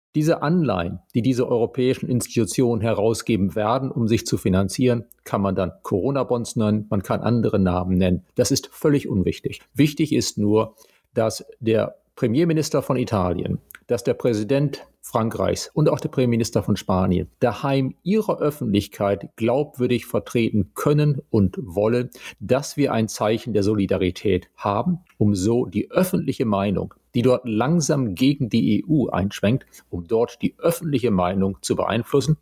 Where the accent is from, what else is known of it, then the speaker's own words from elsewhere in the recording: Germany; bei uns in Deutschland